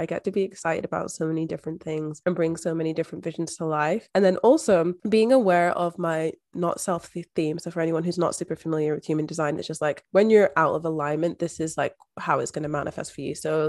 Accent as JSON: {"language": "English", "region": "Scotland", "country": "United Kingdom", "moved": "as an adult", "lives_now": "Australia", "said": "I was moving overseas from Scotland to Australia by myself."}